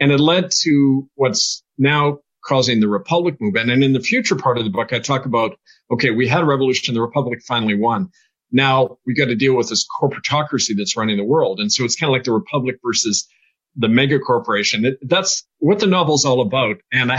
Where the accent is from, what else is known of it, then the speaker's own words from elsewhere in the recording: Manitoba, Canada; Farmers in Texas are very much like farmers where I grew up in Manitoba.